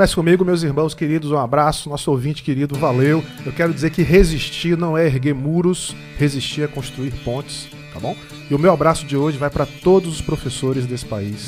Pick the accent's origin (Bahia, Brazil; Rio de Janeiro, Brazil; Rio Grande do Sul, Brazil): Bahia, Brazil; Eu sou baiano, moro aqui, torço para um time da Bahia, sou Bahia